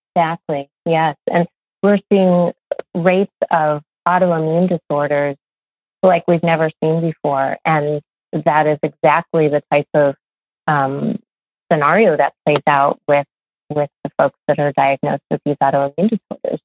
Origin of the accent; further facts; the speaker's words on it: Midwest, United States; I grew up in the Midwest